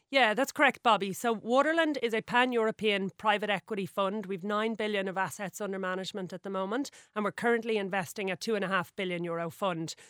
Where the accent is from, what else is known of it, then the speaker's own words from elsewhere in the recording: Sutton, Leinster, Ireland; grew up in Sutton, um, right beside the water